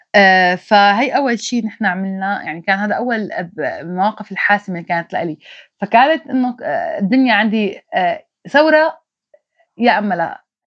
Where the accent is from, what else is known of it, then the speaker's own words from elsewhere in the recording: Maarat al-Numan, Idlib Governorate, Syria; moved away as an adult; now in Turkey; ما بقى فيني ضل بالشمال السوري فاضطريت اني غادر باتجاه تركيا مجبرة طلعت مدينة معركة